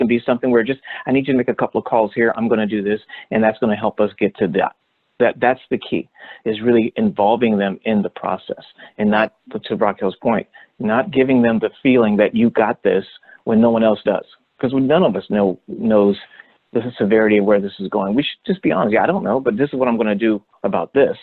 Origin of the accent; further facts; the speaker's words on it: Los Angeles, California, United States; I grew up in Hollywood